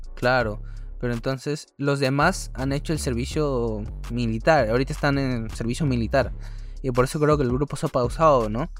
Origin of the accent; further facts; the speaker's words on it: Peru; nuestra querida patria